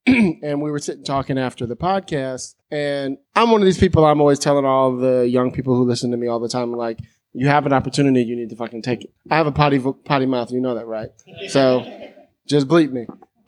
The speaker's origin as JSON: {"language": "English", "town": "San Francisco", "region": "California", "country": "United States", "tie": "born or raised there", "said": "I'm from San Francisco. You know, it was like I grew up in the whole mob punk rock scene."}